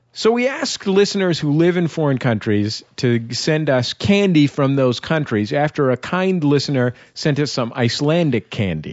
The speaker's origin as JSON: {"language": "English", "town": "San Francisco", "region": "California", "country": "United States", "said": "I'm from San Francisco. I'm not from Oakland"}